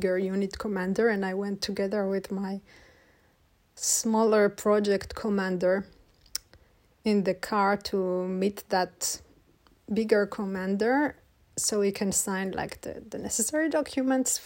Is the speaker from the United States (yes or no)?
no; Israel; moved away; I'm from Israel